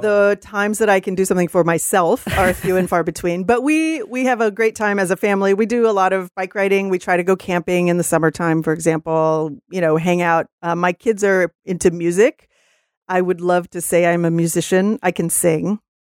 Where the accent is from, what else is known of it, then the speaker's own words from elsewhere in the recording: Texas, United States; now in Seattle, United States; I'm from Texas originally